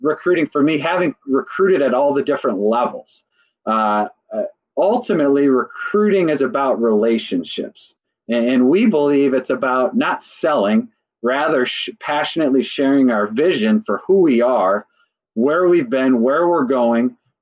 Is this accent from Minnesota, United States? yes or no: yes; Burnsville, Minnesota, United States; I grew up in Minnesota, I went to Burnsville High School and graduated in 98